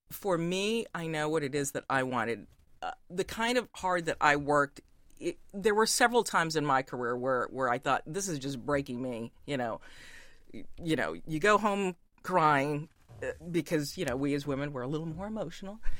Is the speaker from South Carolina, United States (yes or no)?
no; Fort Bragg, North Carolina, United States; I grew up around Fort Bragg, North Carolina, which, if you, that's close to Pope